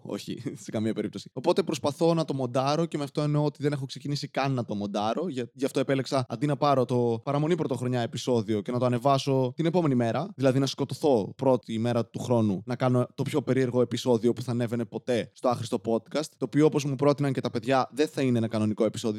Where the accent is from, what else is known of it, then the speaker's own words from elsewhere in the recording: Serres, Central Macedonia, Greece; moved away; είμαι από σέρε.